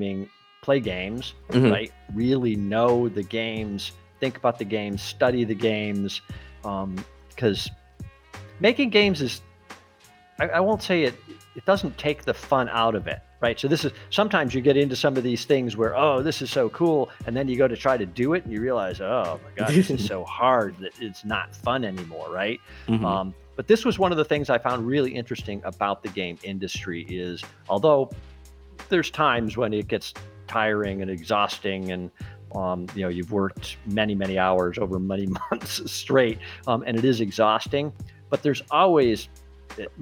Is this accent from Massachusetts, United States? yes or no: yes; Massachusetts, United States; now in Florida, United States; I'm from Massachusetts